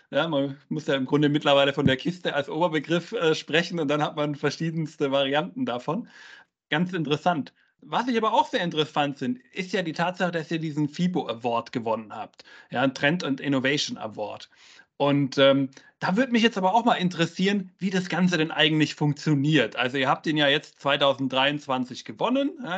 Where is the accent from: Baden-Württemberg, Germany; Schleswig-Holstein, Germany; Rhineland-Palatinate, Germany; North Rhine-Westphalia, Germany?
North Rhine-Westphalia, Germany; Werl; Die erste Turmkiste steht in Werl, ist mein Geburtsort.